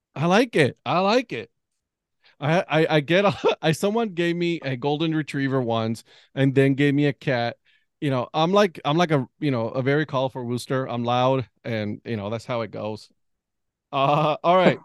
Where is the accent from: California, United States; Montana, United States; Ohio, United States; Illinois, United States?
Ohio, United States; now in North Carolina, United States; we're from Ohio.